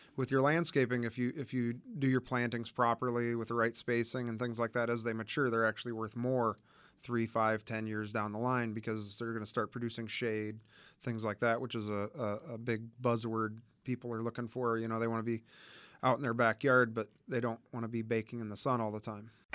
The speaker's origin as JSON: {"language": "English", "region": "Indiana", "country": "United States", "tie": "born or raised there", "moved": "as an adult", "lives_now": "Arizona, United States", "said": "We, uh, grew up in Indiana and both actually graduated from Purdue."}